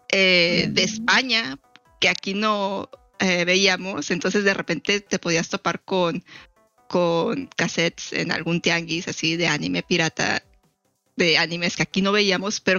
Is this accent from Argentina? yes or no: no; Mexico; siendo mexicano tienes muy, quieras o no, tienes muy arraigada esta cultura de las telenovelas.